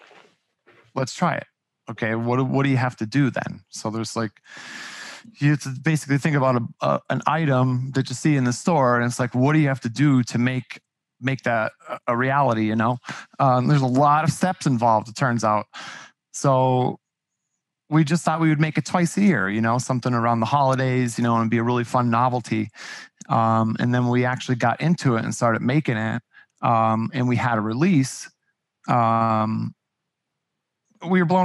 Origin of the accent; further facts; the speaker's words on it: Pittston, Pennsylvania, United States; I grew up in Pittston